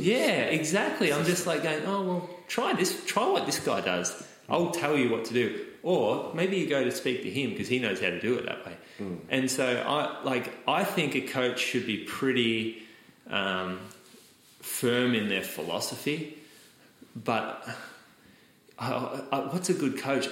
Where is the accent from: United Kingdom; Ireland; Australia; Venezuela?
Australia; I'm an Australian at a school with zero other Australians